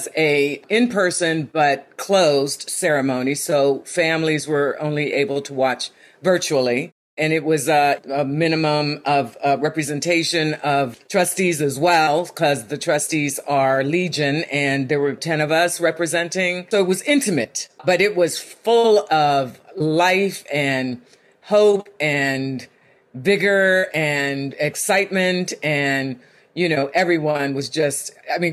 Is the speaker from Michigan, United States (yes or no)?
no; Homestead, Pennsylvania, United States; Growing up in Homestead, which was the seat of U.S. Steel for a couple of centuries, real blue-collar town